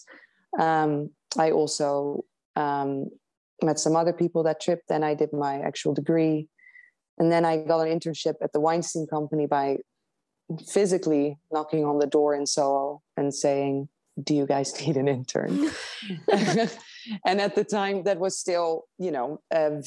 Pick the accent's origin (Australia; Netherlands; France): Netherlands; moved away as an adult; also born or lived in London; now in United States; I grew up in the Netherlands. I studied in London, but I grew up in the Netherlands